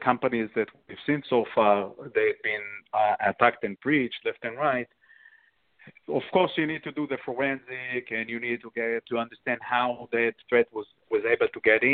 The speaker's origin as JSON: {"language": "English", "country": "Israel", "moved": "yes", "said": "I'm coming from Israel and I served in the army, military"}